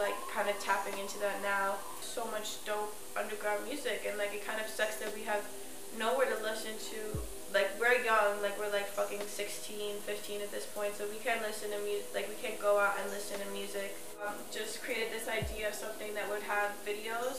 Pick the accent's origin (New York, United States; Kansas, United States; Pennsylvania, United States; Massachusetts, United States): New York, United States; New York City; also born or lived in East Harlem; I grew up in Chelsea